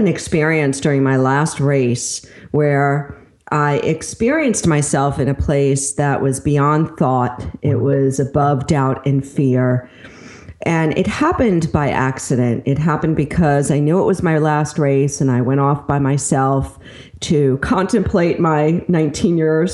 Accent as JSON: {"language": "English", "area": "Long Island", "region": "New York", "country": "United States", "tie": "born or raised there", "also_born_or_lived": "Brooklyn, New York / Pennsylvania", "moved": "yes", "said": "I was born in Brooklyn and then raised on Long Island, went to school in Manhattan. So I'm a true blood New Yorker"}